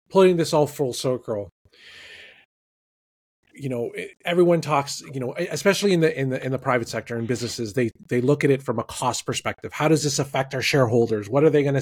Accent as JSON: {"language": "English", "town": "Toronto", "region": "Ontario", "country": "Canada", "tie": "born or raised there", "said": "my hometown baseball team, the Toronto Blue Jays"}